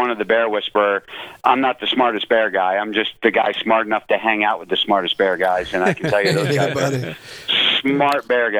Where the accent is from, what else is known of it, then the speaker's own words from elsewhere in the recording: North Conway, New Hampshire, United States; born there; I was born in North Conway, right by the White Mountains.